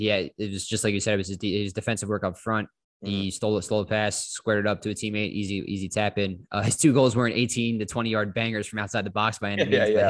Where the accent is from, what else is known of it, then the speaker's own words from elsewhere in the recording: United States; I'm American. Uncultured.